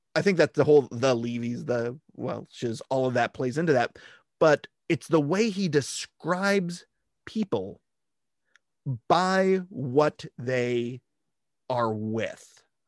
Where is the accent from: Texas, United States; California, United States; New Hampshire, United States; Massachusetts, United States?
California, United States; growing up in California